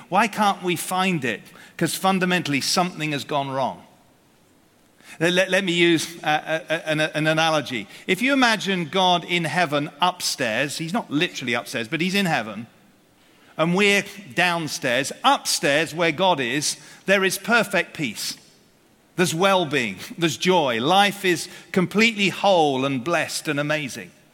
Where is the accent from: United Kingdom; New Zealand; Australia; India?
United Kingdom; we're British here